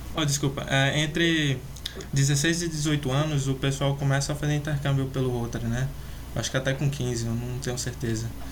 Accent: Natal, Rio Grande do Norte, Brazil; also born or lived in Belgium; eu sou aqui de Natal, num, a capital do Rio Grande do Norte, sabe? Pode até ver pelo meu sotaque

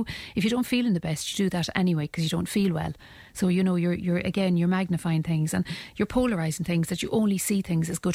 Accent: Ireland; as Irish people

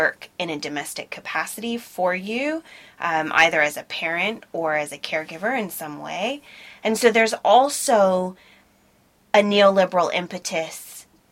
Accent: United States; moved away as an adult; now in United Kingdom; I'm an American citizen

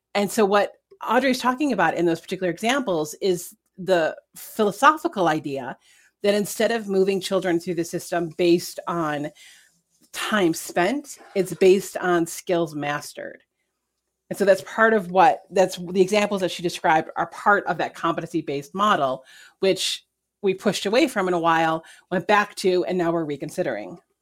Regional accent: New York, United States; as a New Yorker

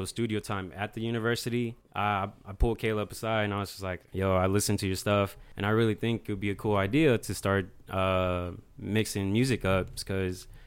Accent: Atlanta, Georgia, United States; moved away as an adult; now in Memphis, United States; I'm from Atlanta. Really, metro area

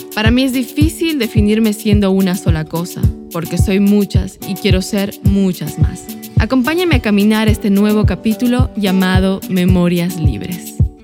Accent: Ecuador; moved away as an adult; now in New York, United States; Soy migrante, soy ecuatoriana

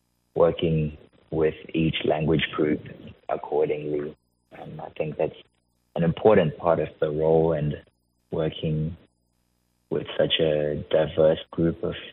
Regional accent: Zimbabwe; moved away as an adult; also born or lived in New South Wales; now in Fitzroy Crossing, Australia; I came to Australia from Zimbabwe, around 2017, and I was studying in university in New South Wales.

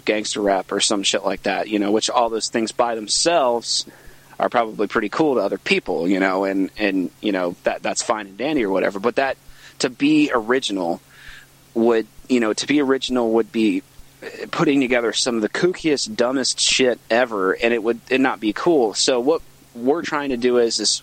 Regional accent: Virginia, United States; I'm from Virginia

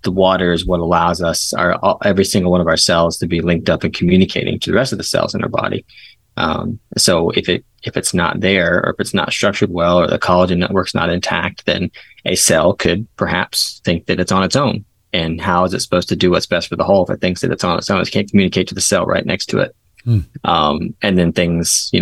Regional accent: East Coast, United States; also born or lived in Portland, Oregon; now in Southwest Virginia, United States; I'm from the East Coast, so I'm living over here now.

